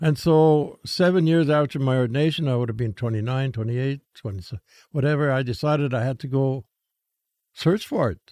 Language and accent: English; Prud'homme, Saskatchewan, Canada; I'm from Pruitt, Holmes, Saskatchewan